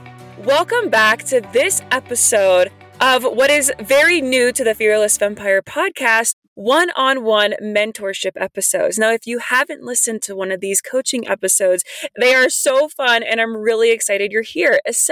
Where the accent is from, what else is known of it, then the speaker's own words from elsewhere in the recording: West Virginia, United States; now in Colorado, United States; I came from West Virginia out to Colorado